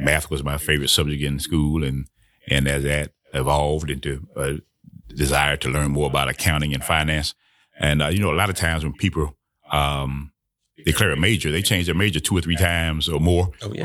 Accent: Harris County, Georgia, United States; also born or lived in Atlanta, Georgia / Albany, Georgia; My mother and I moved to Harris County, Georgia, to live with my grandparents. And I was there until the end of my eighth grade year

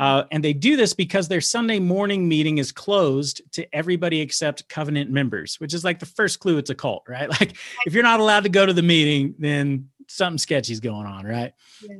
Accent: Dallas, Texas, United States; I grow up, I'm growing up in South Oak Cliff

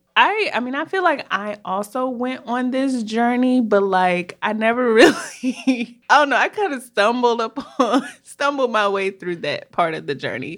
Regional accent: Minneapolis, Minnesota, United States; moved away as an adult; also born or lived in Washington, D.C.; we're actually sisters, and we were born and raised in Minneapolis, Minnesota

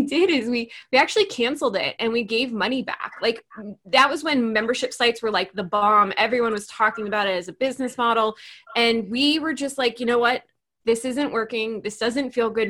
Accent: New York, United States; I'm a New Yorker.

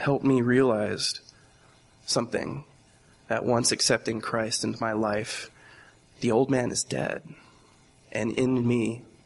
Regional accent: Fajardo, Puerto Rico; I was born in Fajardo, Puerto Rico, in 1993, 24 years old.

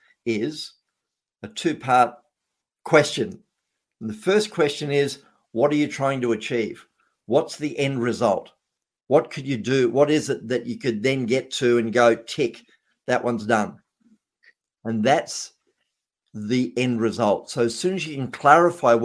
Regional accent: Australia; I was being an Australian

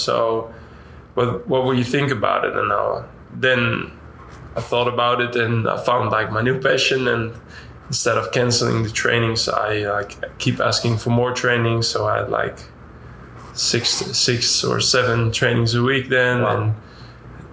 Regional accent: Nijmegen, Gelderland, Netherlands; English is a second language; moved away as an adult; also born or lived in Utrecht; now in Dallas, United States; It's the professional side from my hometown

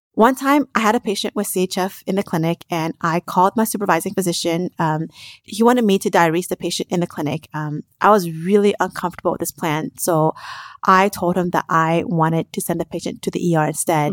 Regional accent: Las Vegas, Nevada, United States; I grew up in Las Vegas from im-, immigrant parents

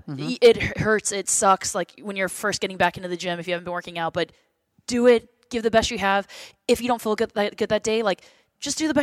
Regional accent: Redondo Beach, California, United States; also born or lived in Berkeley, California; I grew up in Gardena and Redondo Beach

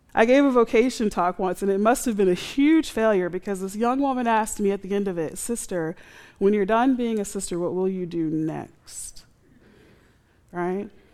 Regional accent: United States; We're American

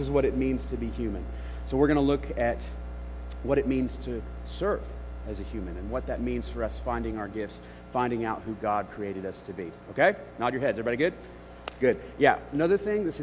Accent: Memphis, Tennessee, United States; Memphis, which is my hometown

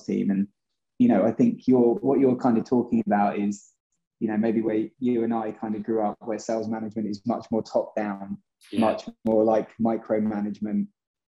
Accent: England, United Kingdom; moved away as an adult; also born or lived in Boston; being English myself

